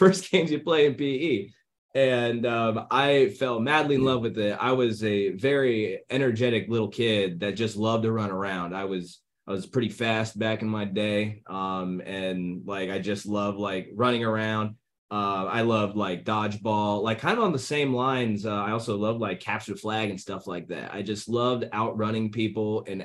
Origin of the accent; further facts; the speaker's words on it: Fort Recovery, Ohio, United States; now in Atlanta, United States; I am from Fort Recovery, Ohio, and I am currently living in Atlanta, Georgia, North Roswell